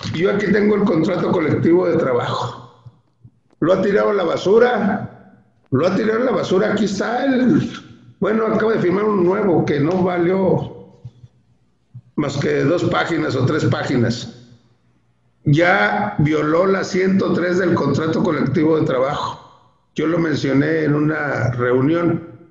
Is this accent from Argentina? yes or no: no; Torreón, Coahuila, Mexico; yo soy de Torreón, Coahuila.